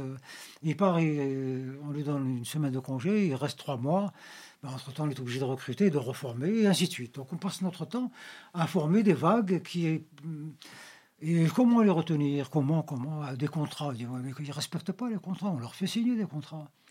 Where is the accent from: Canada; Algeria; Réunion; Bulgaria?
Algeria; Nous, en Algérie